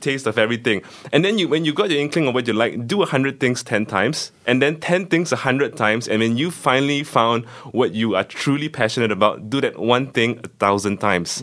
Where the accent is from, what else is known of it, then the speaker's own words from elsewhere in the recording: Kuala Lumpur, Malaysia; I grew up in Malaysia, specifically in Kuala Lumpur